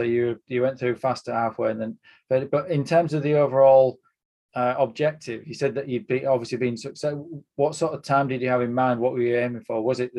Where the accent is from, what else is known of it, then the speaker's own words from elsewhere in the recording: United Kingdom; It is as a spectator and as a British spectator to see us really, you know, with athletes that can be in the mix, particularly in championships as well.